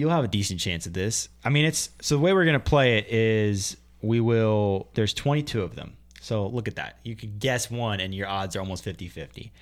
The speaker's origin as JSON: {"language": "English", "region": "Pennsylvania", "country": "United States", "tie": "born or raised there", "said": "Pennsylvania, my home state"}